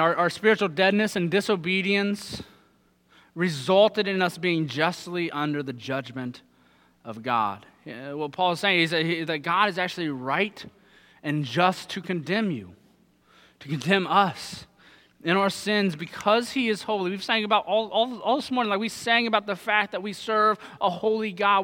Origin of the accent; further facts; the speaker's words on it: Southern Ohio, United States; moved away; I'm from Southern Ohio